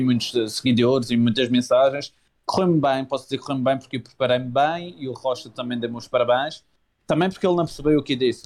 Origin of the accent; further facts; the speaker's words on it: Madeira, Portugal; also born or lived in Lisbon; vou, mas é para a minha terra